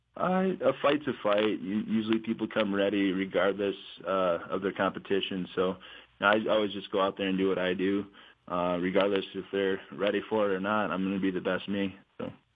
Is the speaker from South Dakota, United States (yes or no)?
yes; South Dakota, United States; also born or lived in Albuquerque, New Mexico; I grew up in South Dakota, born and raised there.